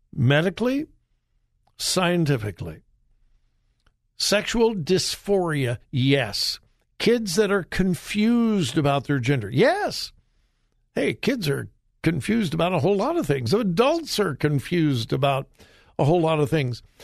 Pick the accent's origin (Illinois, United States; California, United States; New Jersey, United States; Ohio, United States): California, United States; Los Angeles; now in Florida, United States; I was raised in Southern California in the LA area